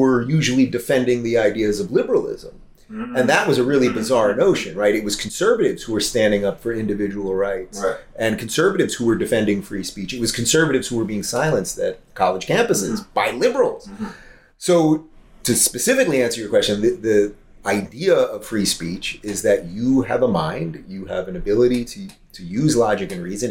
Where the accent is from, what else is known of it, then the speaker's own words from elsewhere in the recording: New York, United States; I grew up in New York in a largely liberal family.